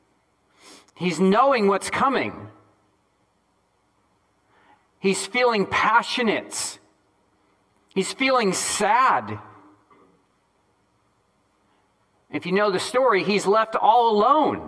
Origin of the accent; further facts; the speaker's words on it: Northeast, United States; I'm from the Northeast.